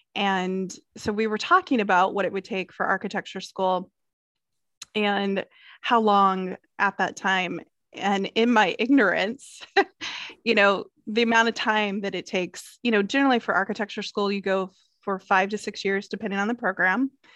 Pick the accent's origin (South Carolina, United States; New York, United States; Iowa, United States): South Carolina, United States; Clemson; I grew up in Clemson, South Carolina